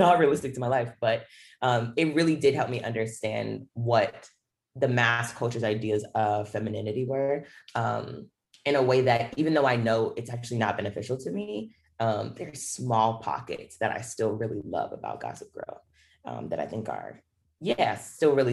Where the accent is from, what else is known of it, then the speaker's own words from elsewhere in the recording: Charlotte, North Carolina, United States; So I'm from Charlotte, North Carolina.